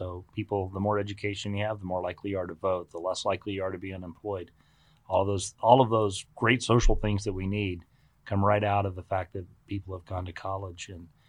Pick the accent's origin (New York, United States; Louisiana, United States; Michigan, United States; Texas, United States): Texas, United States; Fellow Texans.